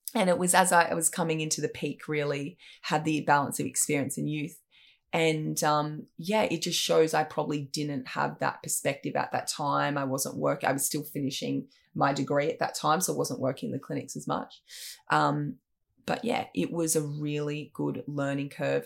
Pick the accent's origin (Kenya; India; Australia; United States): Australia; Sawtell, New South Wales; also born or lived in Brisbane; I grew up in Sawtelle in New South Wales, actually born in Brisbane